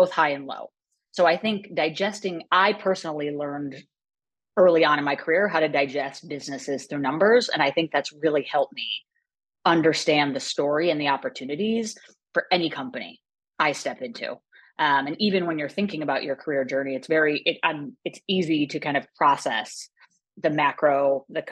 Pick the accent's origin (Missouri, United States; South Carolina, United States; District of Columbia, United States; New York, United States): New York, United States; upstate; I grew up in upstate New York, a very small town, in fact, a hamlet, 45 minutes west of Albany.